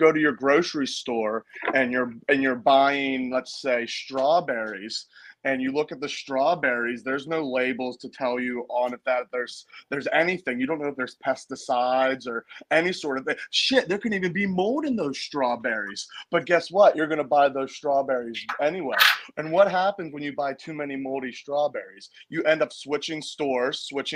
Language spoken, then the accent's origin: English; Pittsburgh, Pennsylvania, United States; moved away as an adult; now in Maine, United States; I'm originally from Pittsburgh.